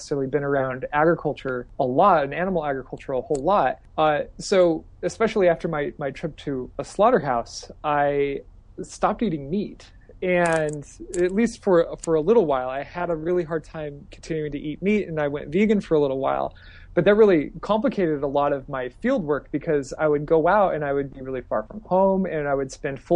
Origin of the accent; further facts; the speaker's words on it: Idaho, United States; now in Texas, United States; I'm from Idaho originally